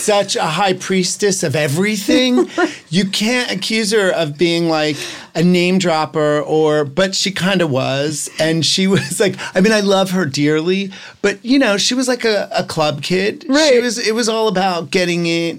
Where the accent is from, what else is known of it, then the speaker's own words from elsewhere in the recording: New Jersey, United States; I'm from New Jersey.